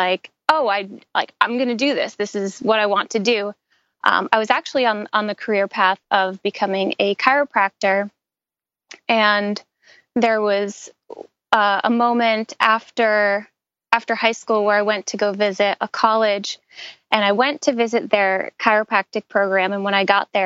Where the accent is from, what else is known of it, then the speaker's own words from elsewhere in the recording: New York, United States; growing up in New York, I was always outside playing around